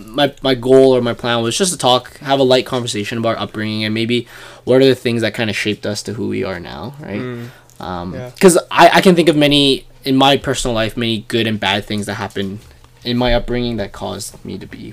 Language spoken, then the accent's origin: English; Canada; me and Viv, we both were born and raised in Canada.